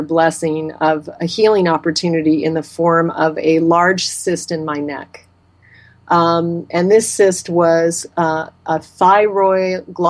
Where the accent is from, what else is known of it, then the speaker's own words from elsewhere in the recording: Alaska, United States; moved away; I was raised in Alaska, and I grew up eating game meat that my father hunted and harvested for us